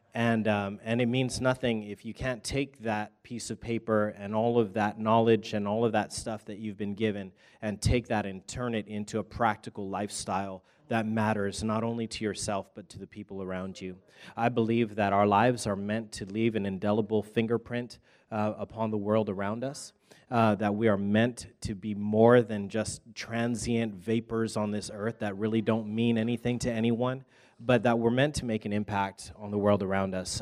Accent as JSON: {"language": "English", "region": "Hawaii", "country": "United States", "said": "I'm from Hawaii, but I was just in Texas, and now I'm back over here"}